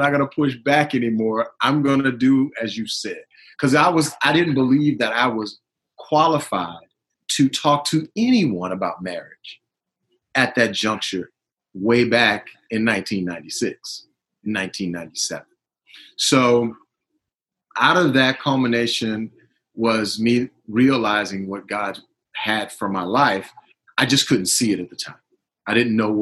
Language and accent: English; New Orleans, Louisiana, United States; I'm originally from New Orleans, Louisiana